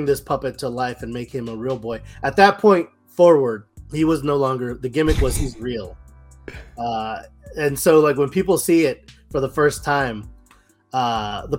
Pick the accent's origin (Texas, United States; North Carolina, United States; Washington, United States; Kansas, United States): Texas, United States; Brownsville; Brownsville, Texas, my hometown